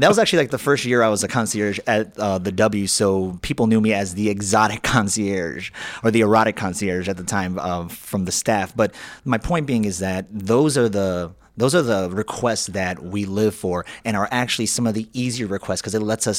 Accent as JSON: {"language": "English", "town": "Chicago", "region": "Illinois", "country": "United States", "tie": "born or raised there", "said": "I grew up in the Bush neighborhood, which if you go down Lakeshore Drive past the South Shore Country Club, which is the south part of Chicago, you're going to get to Bush"}